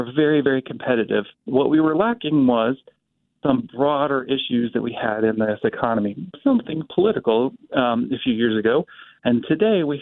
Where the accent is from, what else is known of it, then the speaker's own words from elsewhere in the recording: Topeka, Kansas, United States; now in Wichita, United States; I grew up in Topeka